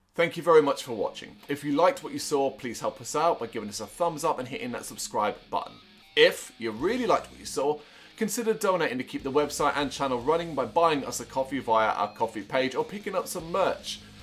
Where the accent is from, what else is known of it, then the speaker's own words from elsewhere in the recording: Ireland; I am, uh, Irish born. That is my home country